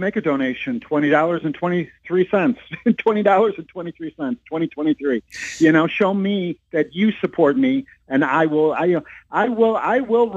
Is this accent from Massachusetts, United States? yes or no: no; Chicago, Illinois, United States; I was born and raised in Chicago.